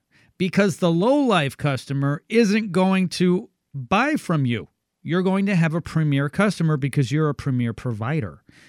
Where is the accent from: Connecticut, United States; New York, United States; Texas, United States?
Texas, United States; Houston; in my hometown of Houston